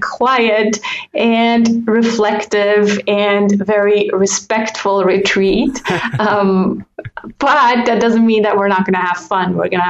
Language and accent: English; German-speaking Switzerland, Switzerland; English is a second language; now in French-speaking Switzerland; So yes, I now live in the French part, even though I grew up in the German part. And I do speak fluent French